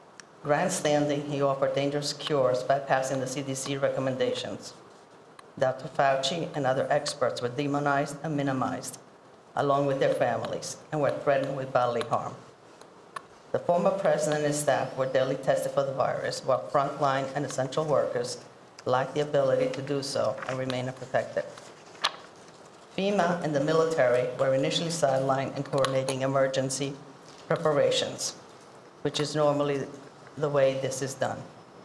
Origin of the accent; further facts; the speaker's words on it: Italy; now in New York, United States; in Italy, I'm from Italy.